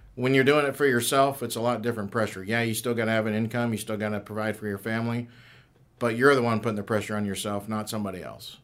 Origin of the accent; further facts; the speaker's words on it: Kennesaw, Georgia, United States; also born or lived in Ohio; I was born in Ohio, but I grew up here in Kennesaw